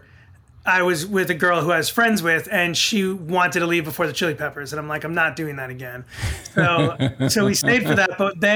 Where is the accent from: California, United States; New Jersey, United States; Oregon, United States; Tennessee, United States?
New Jersey, United States; Fair Lawn; also born or lived in Bronx, New York / Co-op City, Bronx / Long Island / Ridgewood, New Jersey; And then we moved here to Fairlawn and I've pretty much been here